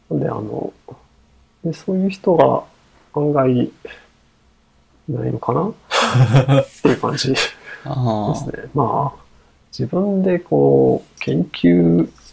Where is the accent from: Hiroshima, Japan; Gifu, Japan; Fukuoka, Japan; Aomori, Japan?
Fukuoka, Japan; moved away; 私の出身地は福岡市でして